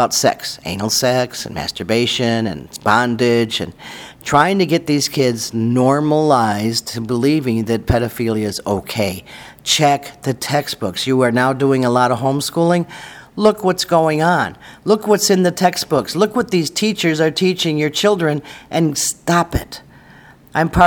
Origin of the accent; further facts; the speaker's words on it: Seneca Nation, New York, United States; I grew up in the Seneca Nation